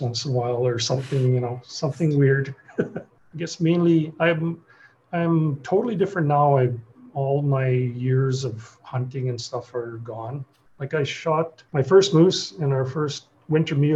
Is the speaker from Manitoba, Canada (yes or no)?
yes; The Pas, Manitoba, Canada; now in Winnipeg, Canada; I'm originally from the Paw. I grew up on one side of the river and the reserve was on the other.